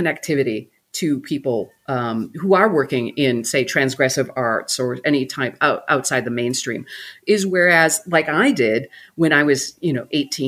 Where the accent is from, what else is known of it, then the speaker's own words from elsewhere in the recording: Milwaukee, Wisconsin, United States; Yeah, Milwaukee.